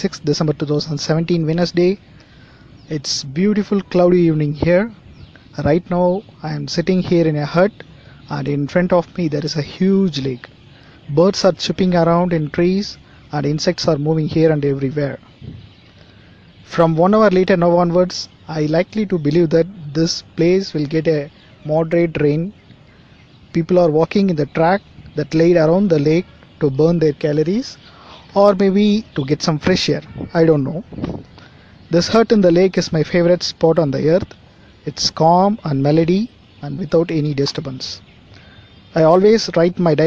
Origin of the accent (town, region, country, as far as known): India